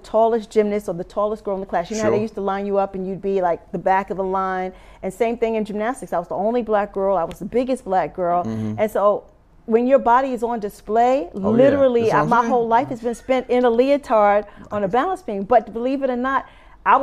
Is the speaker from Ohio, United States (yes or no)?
no; New York City, New York, United States; My family's from Augusta, Georgia, and I'm born and raised in New York City